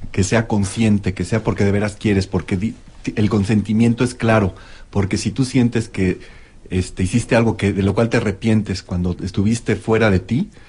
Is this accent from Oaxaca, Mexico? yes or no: no; Mexico City, Mexico; crecí en México